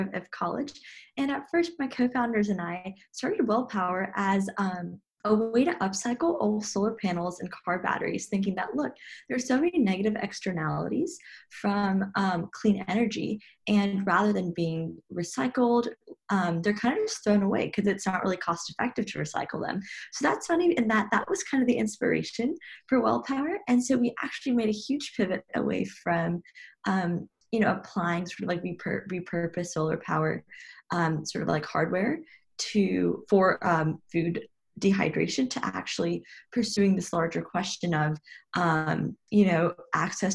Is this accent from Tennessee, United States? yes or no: yes; Chattanooga, Tennessee, United States; also born or lived in Princeton, New Jersey; was born and raised in Chattanooga, Tennessee